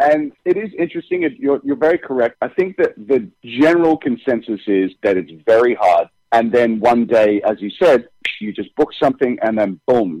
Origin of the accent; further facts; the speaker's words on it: United Kingdom; now in United States; On Days of Our Lives, I'm British, so it's not much of a change for me. But when I first came over to America, I think for 3 months straight, I just started speaking with an American accent.